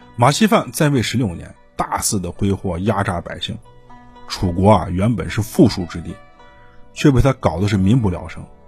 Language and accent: Chinese; China; 我们中国人有信仰